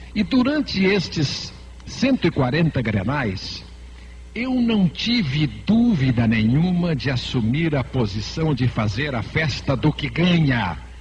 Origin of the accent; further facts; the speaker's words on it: Santa Catarina, Brazil; moved away as an adult; now in Rio Grande do Sul, Brazil; a minha infância toda foi em Santa Catarina ouvindo as rádios